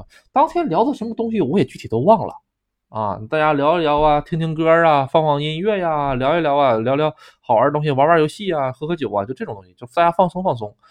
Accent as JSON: {"language": "Chinese", "country": "China", "also_born_or_lived": "Japan", "moved": "yes", "said": "我是个中国人，"}